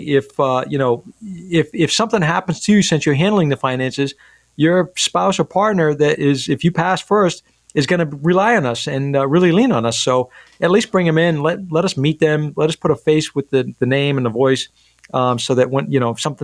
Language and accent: English; Rumford, Maine, United States; my hometown of Rumford